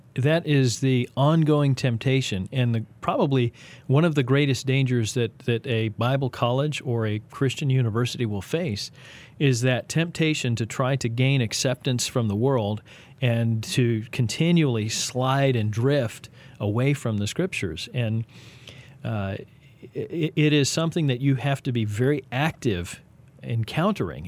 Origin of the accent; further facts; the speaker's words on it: Texas, United States; now in Kansas City, United States; I am a Texan, uh, an unashamed one